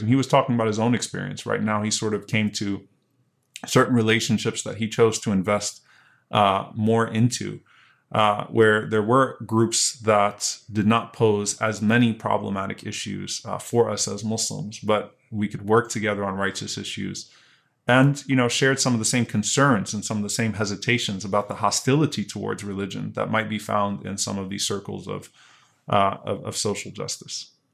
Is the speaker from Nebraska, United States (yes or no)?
no; Louisiana, United States; I grew up in Louisiana